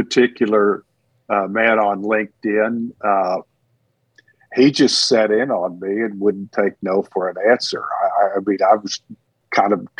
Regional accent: Texas, United States; also born or lived in Houston area, Texas / Rusk/Alto area, East Texas; I'm a Texan to the bone

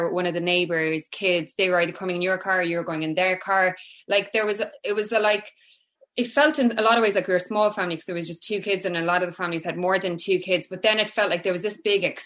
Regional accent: Cork, Munster, Ireland; I'm from Cork, yeah. I'm from Cork. So growing up for me was so different to, I think, how my kids are growing up in a lot of ways. So I grew up in an estate. So it would have been like 80s Cork

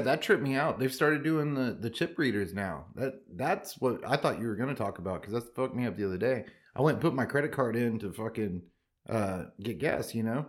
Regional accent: Texas, United States; I'm from Texas

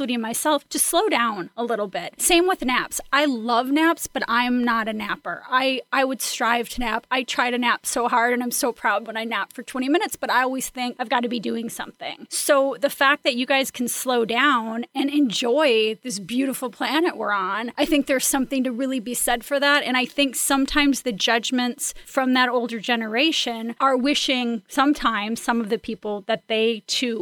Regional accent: Midwest, United States; I'm from the Midwest

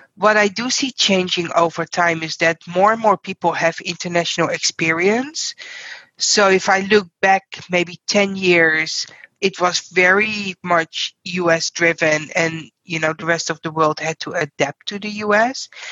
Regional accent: Netherlands; English is a second language; moved away as an adult; now in United States; I'm originally from the Netherlands

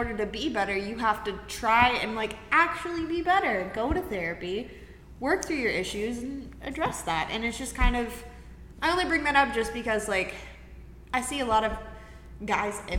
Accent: Chattanooga, Tennessee, United States; also born or lived in Dalton, Georgia; now in Knoxville, United States; I went to high school and, like, middle school in Chattanooga, but I was born in Dalton, Georgia. So when people ask me where I'm from, I say Chattanooga most of the time

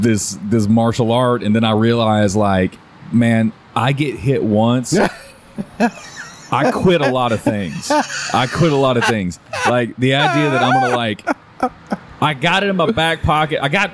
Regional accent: Houston, Texas, United States; Here in Houston, for those that are international, if you're hearing the conversation. But I grew up like around Hardy Little York, so there was a Chinese food spot at Airline and 45

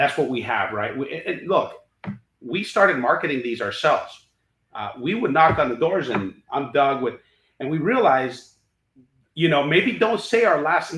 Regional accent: Honduras; now in United States; we're Honduran, you know, we grew up in Honduras.

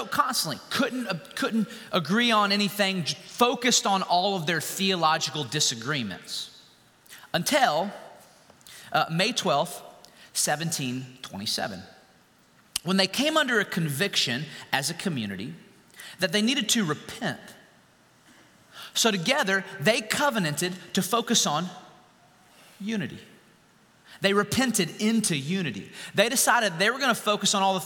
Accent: Winston-Salem, North Carolina, United States; I was raised in Winston-Salem, North Carolina

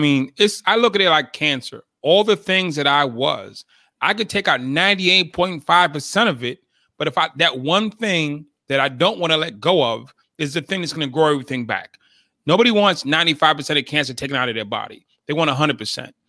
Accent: Boston, Massachusetts, United States; I grew up in Boston, Massachusetts

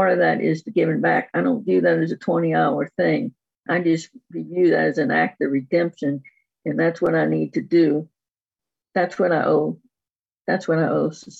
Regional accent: New Orleans, Louisiana, United States; I'm from New Orleans, so there's a lot of strength in us Southern girls

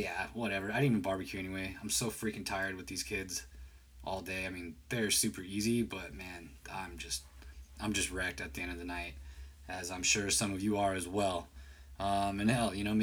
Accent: San Jose, California, United States; I am from the Bay Area, California, from San Jose, actually

